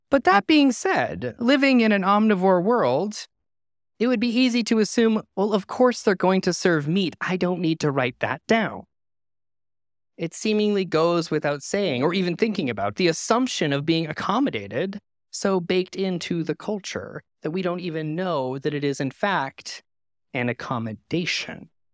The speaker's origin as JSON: {"language": "English", "country": "Canada", "moved": "yes", "said": "my home country of Canada"}